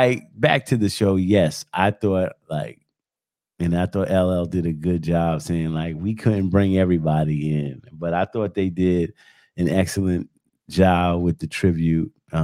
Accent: New York, United States; I grew up in New York

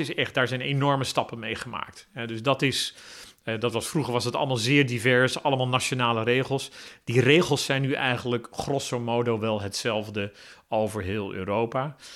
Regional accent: Netherlands; ik ben een Nederlander, dus ik zal een zekere stijl van opereren hebben.

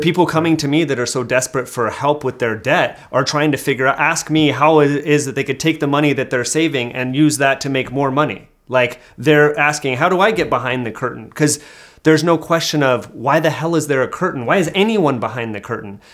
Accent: Hayward, California, United States; moved away; I'm from the Bay Area originally

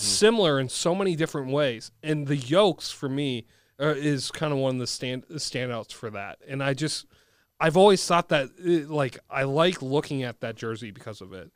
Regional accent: Bloomington, Minnesota, United States; also born or lived in Edina; I grew up in Bloomington, Jefferson

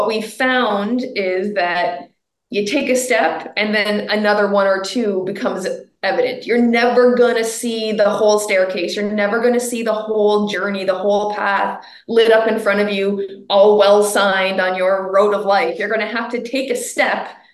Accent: Canada; I'm a Canadian

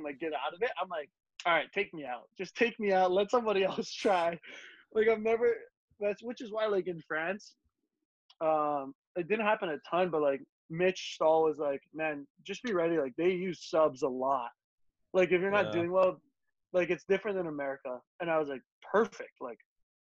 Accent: Hawaii, United States; growing up in Hawaii

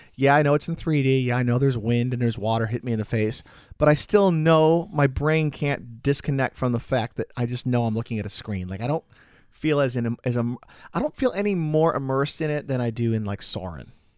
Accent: Chicago, Illinois, United States; now in Florida, United States; I'm from Chicago

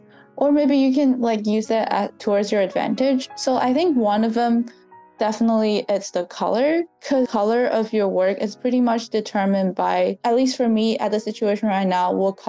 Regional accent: southern China, China; moved away; I was born and raised in southern China. My hometown was in like southern coastal China

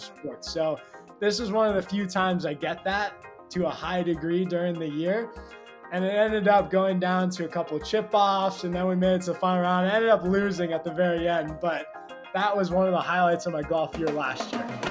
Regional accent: California, United States; I grew up in California

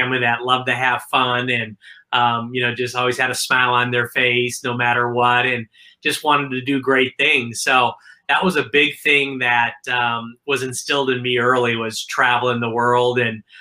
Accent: Milwaukee, Wisconsin, United States; I'm originally from Milwaukee, Wisconsin

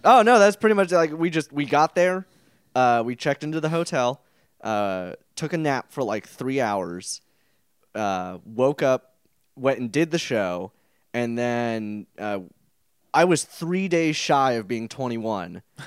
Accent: El Dorado Hills, California, United States; my hometown of fabulous El Dorado Hills

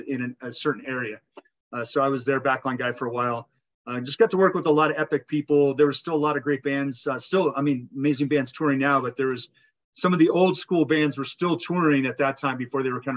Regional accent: north of Telluride, Southern Colorado, United States; I'm a Colorado native. I grew up here in Southern Colorado, just north of Telluride

